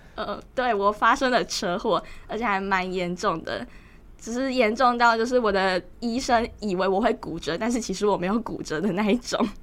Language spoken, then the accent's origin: Chinese; Tainan, Taiwan; 然后我来自台南市。